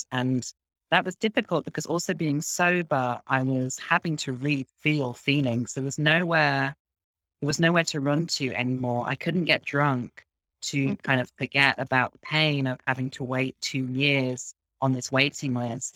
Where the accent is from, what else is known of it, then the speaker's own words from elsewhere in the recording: Midlands, United Kingdom; now in Berlin, Germany; I'm from England, from a small town in the Midlands, which is in the middle of the country